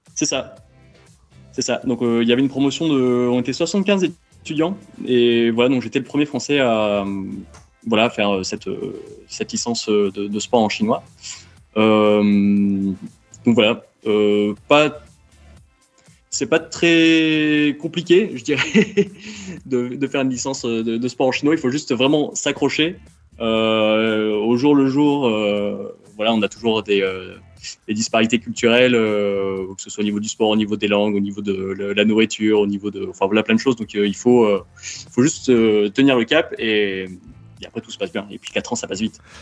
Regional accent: Montpellier, Occitania, France; born or raised there; moved away as an adult; also born or lived in China

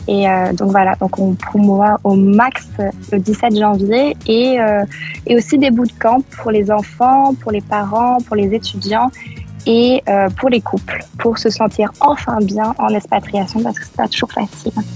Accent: France; moved away as an adult; also born or lived in Manchester, England; now in Canada; quand on est français, on regroupe entre français

